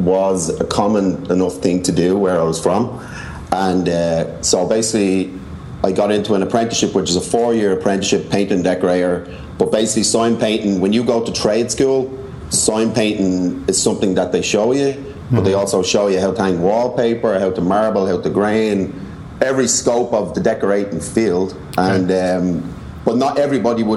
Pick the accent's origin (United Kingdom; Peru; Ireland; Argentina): Ireland; Dublin, Leinster; moved away as an adult; now in New York, United States; I'm from Dublin